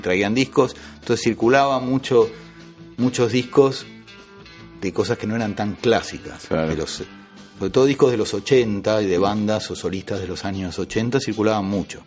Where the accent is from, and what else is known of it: Argentina; moved away as an adult; also born or lived in France